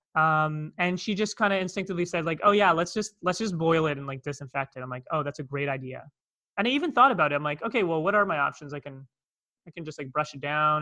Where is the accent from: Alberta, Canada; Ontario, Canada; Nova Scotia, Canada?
Ontario, Canada; Toronto; accent: North American; moved away as an adult; now in Cape Town, South Africa; you can hear by my accent, I'm from North America, I'm from Toronto, Canada